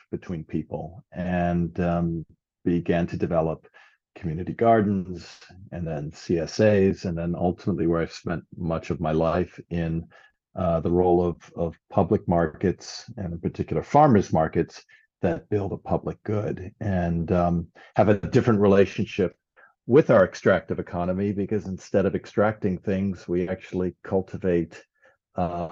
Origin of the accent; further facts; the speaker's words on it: New Orleans, Louisiana, United States; my hometown of New Orleans